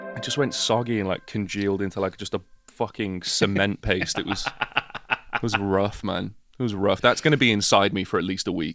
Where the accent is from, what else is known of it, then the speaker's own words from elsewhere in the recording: United Kingdom; we're British